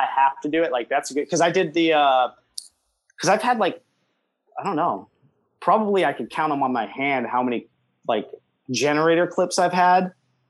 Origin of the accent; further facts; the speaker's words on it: Las Vegas, Nevada, United States; I'm from Vegas